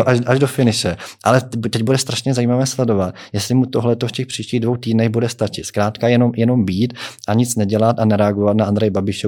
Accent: Czechia; jako Češi

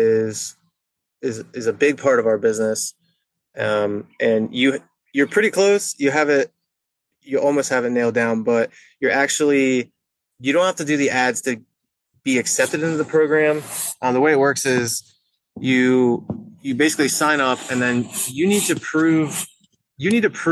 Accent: York, Pennsylvania, United States; I've been in York, Pennsylvania my whole entire life.

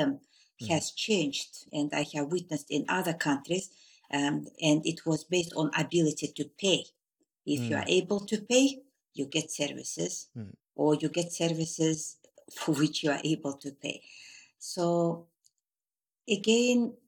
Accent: Turkmenistan; moved away as an adult; I was born in Turkmenistan in a district which was nearing Uzbekistan

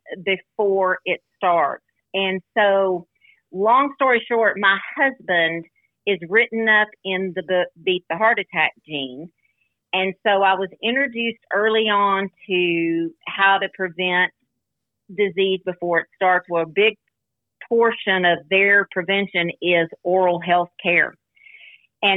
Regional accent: Muleshoe, Texas, United States; also born or lived in Lubbock, Texas / Dallas, Texas; my sister and I, we were raised in Muleshoe, which is a small town southwest of Lubbock

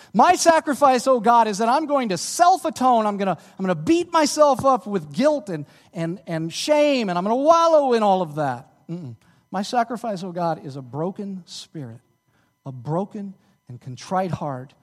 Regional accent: Dallas, Texas, United States; moved away; I'm from Dallas, uh, uh, my church back in Dallas

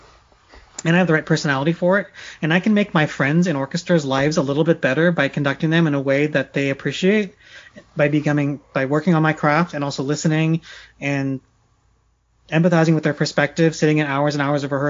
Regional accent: Silicon Valley, California, United States; I grew up in Silicon Valley

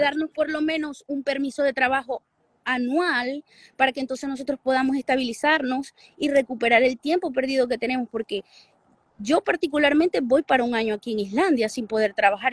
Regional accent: Venezuela; moved away as an adult; now in Iceland; nosotros como venezolanos

